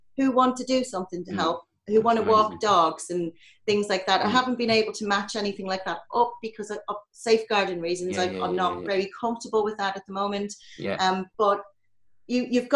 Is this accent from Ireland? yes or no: yes; Ireland; moved away; being Irish